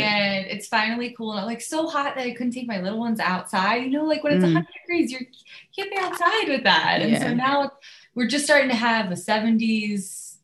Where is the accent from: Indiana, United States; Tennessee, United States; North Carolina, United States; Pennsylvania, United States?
Pennsylvania, United States; And I grew up on the East Coast. I grew up outside of Philly.